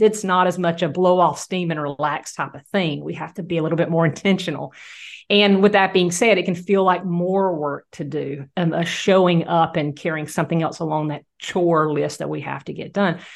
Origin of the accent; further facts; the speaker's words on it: Southeast Georgia, United States; also born or lived in Louisiana; my hometown